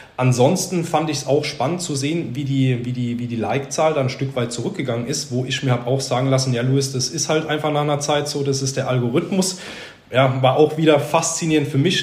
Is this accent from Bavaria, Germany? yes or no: no; Sandhausen, Baden-Württemberg, Germany; Ich bin in Sandhausen aufgewachsen